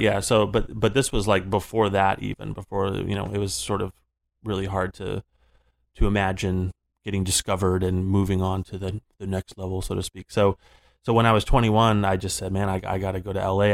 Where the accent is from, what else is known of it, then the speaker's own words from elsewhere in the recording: Florida, United States; moved away; growing up in Florida, I started playing in, like, hair metal bands